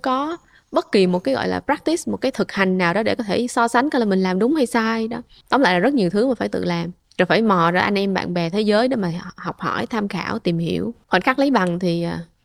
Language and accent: Vietnamese; Vietnam; mình là người Việt đầu tiên